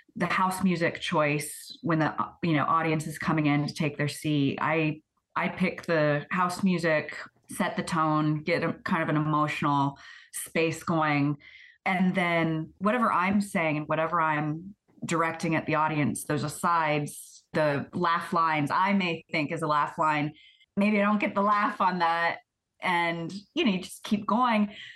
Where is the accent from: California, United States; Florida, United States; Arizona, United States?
Florida, United States; now in Paris, Canada; the religious experience I had of growing up in Florida